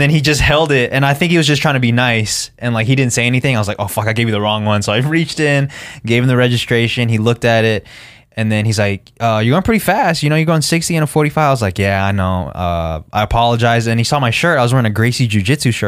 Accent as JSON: {"language": "English", "town": "Henderson", "region": "Nevada", "country": "United States"}